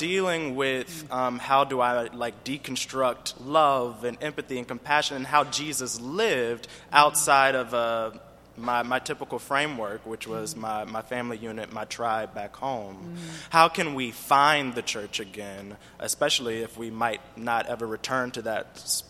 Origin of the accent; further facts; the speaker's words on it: Louisiana, United States; now in Los Angeles, United States; I am a college student, and I moved to Los Angeles from Louisiana.